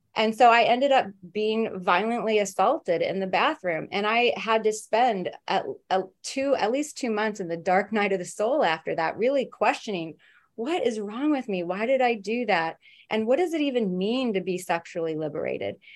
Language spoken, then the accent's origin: English; Midwest, United States; now in New York City, United States; I grew up in the Midwest where it was very conservative